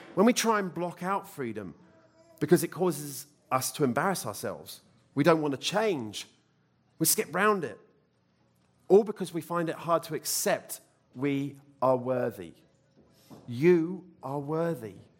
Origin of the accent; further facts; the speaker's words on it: United Kingdom; moved away; I'm British